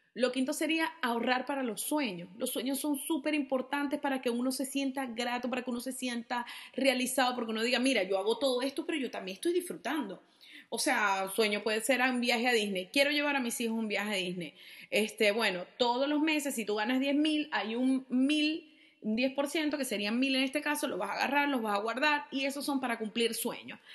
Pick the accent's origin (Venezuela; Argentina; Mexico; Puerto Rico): Venezuela; yo soy venezolana